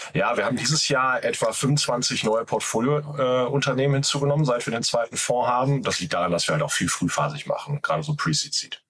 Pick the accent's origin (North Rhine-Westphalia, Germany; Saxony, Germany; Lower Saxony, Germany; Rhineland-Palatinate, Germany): North Rhine-Westphalia, Germany; Ruhr area; accent: Ruhr; ich komme aus Deutschland, wobei ich dazu sagen muss, ich komme aus dem Ruhrgebiet. Also so, so, sorry, wenn der Akzent ein bisschen durchschallt.